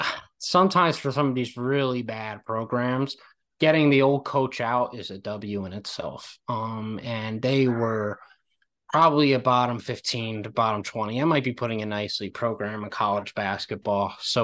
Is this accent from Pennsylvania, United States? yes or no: yes; Pennsylvania, United States; I'm from the Villanova area.